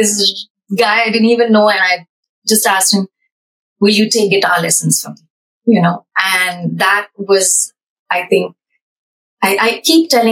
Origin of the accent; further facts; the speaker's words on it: Bangalore, Karnataka, India; now in Paris, France; growing up in India, we don't see that, like, in bus stops or in Bangalore back then. We didn't have a metro